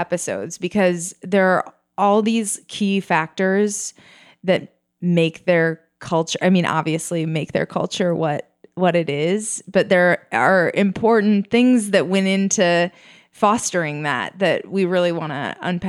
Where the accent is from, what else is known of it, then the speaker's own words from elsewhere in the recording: Minnesota, United States; I am from Minnesota. It's shocking that in such a wintry place, they can have such efficient public transportation.